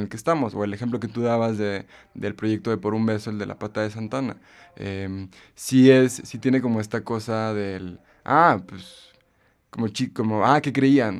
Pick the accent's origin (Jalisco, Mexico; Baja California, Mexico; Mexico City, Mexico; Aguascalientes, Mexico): Aguascalientes, Mexico; also born or lived in Guanajuato; comencé a ir a los museos en Aguascalientes, que es el lugar de donde yo soy